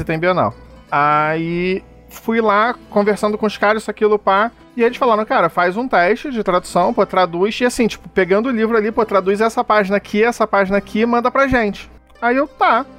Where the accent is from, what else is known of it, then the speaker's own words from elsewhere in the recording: Rio de Janeiro, Brazil; eu sou carioca